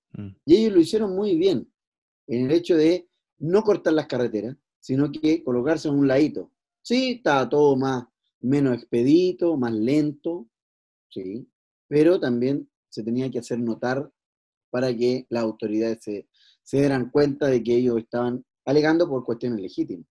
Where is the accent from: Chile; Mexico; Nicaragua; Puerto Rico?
Chile; la idiosincrasia que tenemos hoy por hoy como chilenos